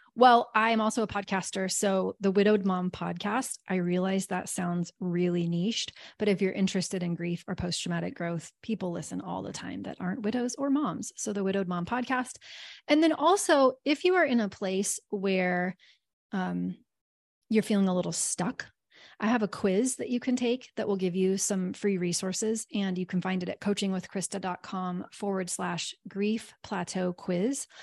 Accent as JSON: {"language": "English", "region": "Kansas", "country": "United States", "said": "I'm from Kansas probably and 'cause we have lots of tornadoes"}